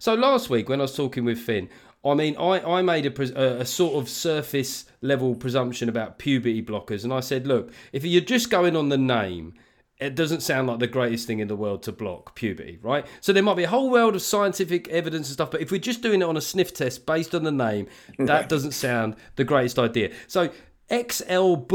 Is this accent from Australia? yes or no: no; London, United Kingdom; you and I, growing up in South London